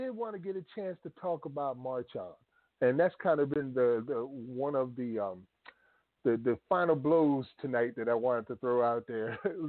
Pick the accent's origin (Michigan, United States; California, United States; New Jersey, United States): New Jersey, United States; Paterson; I was so proud to hear that my hometown of Paterson, New Jersey, got on board.